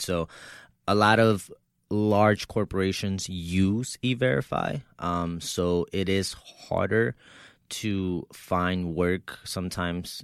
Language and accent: English; Texas, United States; moved away as an adult; also born or lived in Mexico; now in New York, United States; I was six years old when my mother brought me here to the United States, right, uh, from Mexico. So, um, I grew up in Texas